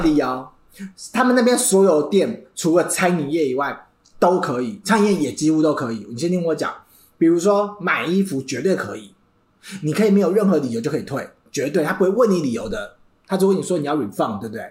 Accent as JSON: {"language": "Chinese", "country": "Taiwan", "said": "我们台湾人"}